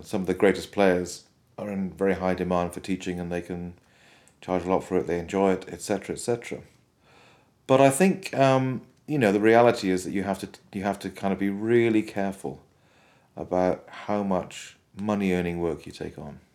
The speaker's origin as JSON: {"language": "English", "region": "Wales", "country": "United Kingdom", "tie": "born or raised there", "said": "Where I grew up in Wales, there was a lot of fantastic government support for music education"}